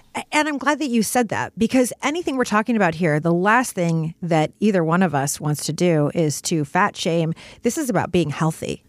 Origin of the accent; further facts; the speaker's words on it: Detroit, Michigan, United States; moved away; also born or lived in New York City; I grew up in Detroit